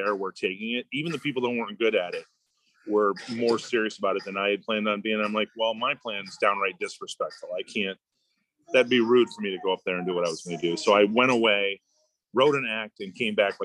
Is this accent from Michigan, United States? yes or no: yes; southwest Michigan, United States; moved away; I'm originally from Michigan